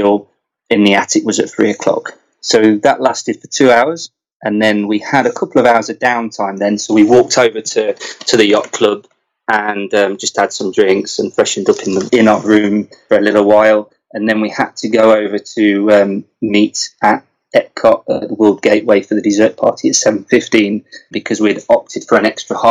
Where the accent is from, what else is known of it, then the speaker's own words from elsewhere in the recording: England, United Kingdom; we're fussy English